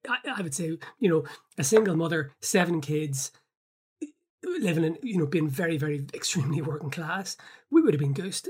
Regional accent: Belfast, Northern Ireland, United Kingdom; I grew up in North Belfast

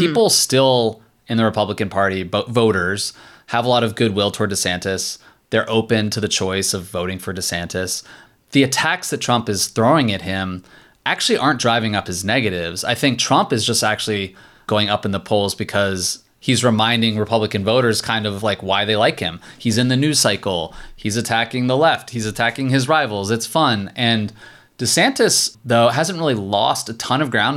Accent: Virginia, United States; I'm from Virginia.

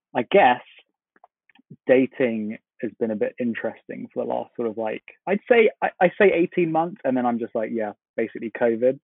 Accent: London, United Kingdom; I am from London, from the UK.

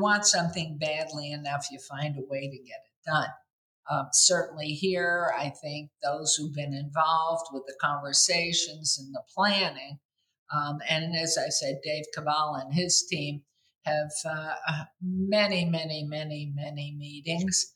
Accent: New York City, New York, United States; moved away as an adult; now in Las Vegas, United States; I grew up in New York City, I'm so young, I've lived in this town this year, 60 years

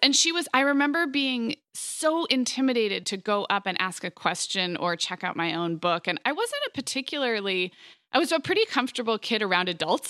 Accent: Santa Barbara, California, United States; born or raised there; moved away; also born or lived in Montecito

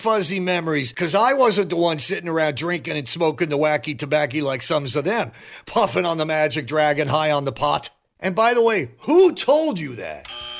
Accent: Cincinnati, Ohio, United States; Well, I was like any other young person growing up in Cincinnati in the early 60s, enjoying the rock and the roll.

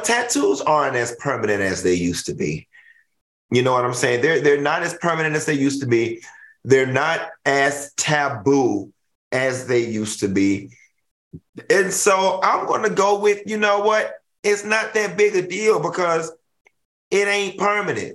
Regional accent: the South, United States; I'm from the South

